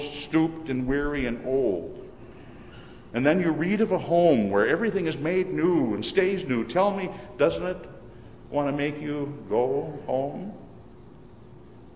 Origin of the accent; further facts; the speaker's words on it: Minnesota, United States; moved away; my wife and I will be returning to Minnesota to visit my mother. Whenever during the past few years I've returned to my hometown